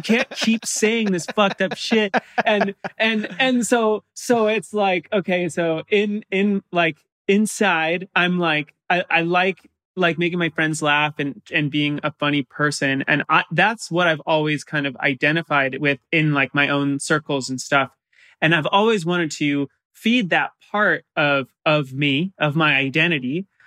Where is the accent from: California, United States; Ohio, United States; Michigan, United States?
California, United States; San Clemente; I grew up in San Clemente, which is like the bottom of Orange County, almost to San Diego